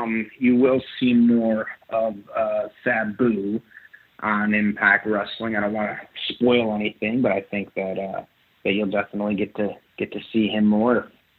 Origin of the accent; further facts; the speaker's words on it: New York, United States; I'm a New Yorker